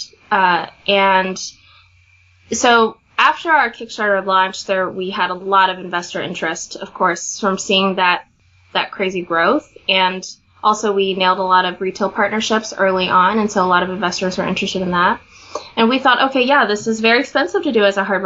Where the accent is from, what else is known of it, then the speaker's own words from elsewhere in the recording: Kansas, United States; But I grew up in Kansas